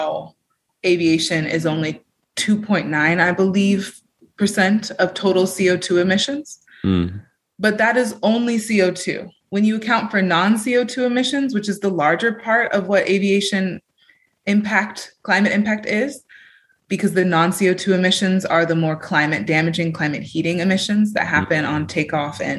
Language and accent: English; California, United States; now in Europe; I have Joy and Stay Grounded in Europe, where my home and base is, but I'm from California